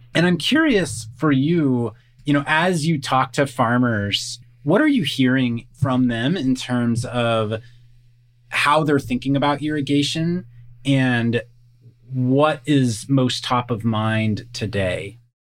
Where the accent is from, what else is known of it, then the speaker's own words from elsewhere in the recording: Kansas, United States; now in California, United States; I live in California, so definitely the Western US. I grew up in Kansas, so grew up around farming communities